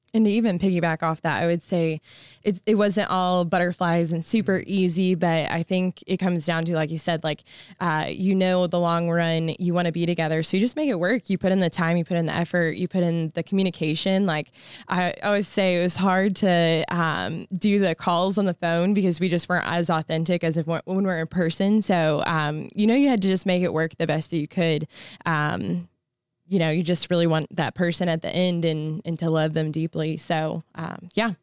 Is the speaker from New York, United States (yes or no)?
no; Peoria, Illinois, United States; also born or lived in North Carolina; I'm from Peoria, Illinois